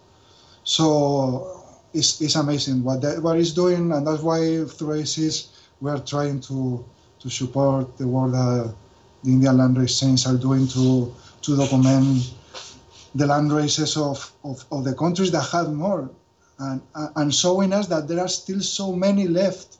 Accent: Valencia, Valencian Community, Spain; English is a second language; I'm from Valencia

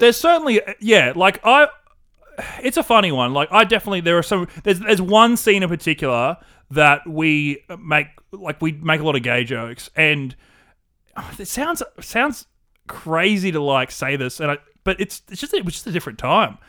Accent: Australia; accent: classic Australian bogan with a twinge of wog

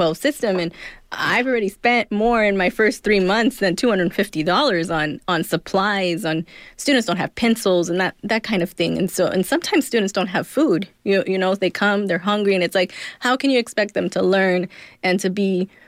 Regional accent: Inland Empire, California, United States; also born or lived in Los Angeles, California; We moved out to the Inland Empire, which is Riverside, San Bernardino, when I was younger

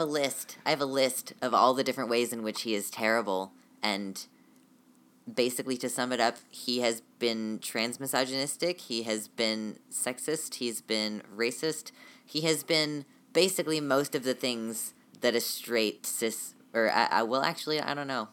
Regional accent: United States; I am definitely American

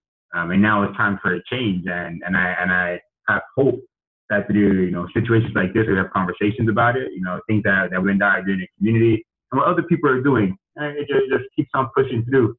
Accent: United States; I was born here in America

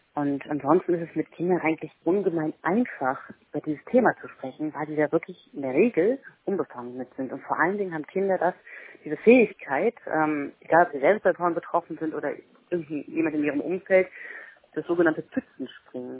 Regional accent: Mecklenburg-Vorpommern, Germany; bei uns in Mecklenburg-Vorpommern

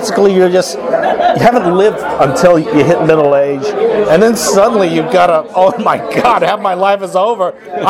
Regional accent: Denver, Colorado, United States; born there; Yeah, I was born in Denver, Colorado.

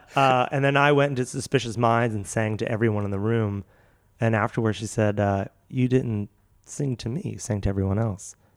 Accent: Philadelphia, Pennsylvania, United States; moved away; also born or lived in Seattle; I'm from Philly

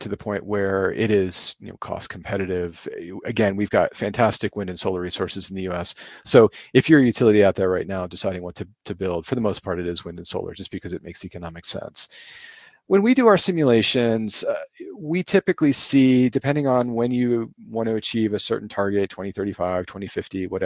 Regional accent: United States

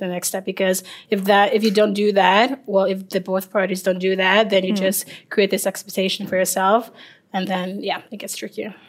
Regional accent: Liberia; now in Norway; I am uh, 25 years old and I'm from Liberia

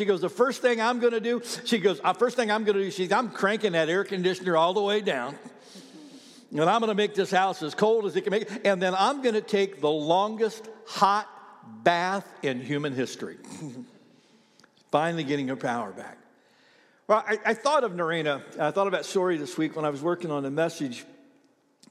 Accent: Ohio, United States; now in Oklahoma, United States; I've got a lot of friends that I grew up with in Ohio that have now moved to Florida.

